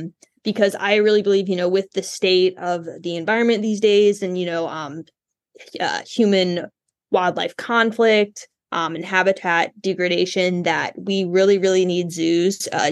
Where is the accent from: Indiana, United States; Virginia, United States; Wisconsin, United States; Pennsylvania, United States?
Indiana, United States; Indianapolis; I'm from Indianapolis originally.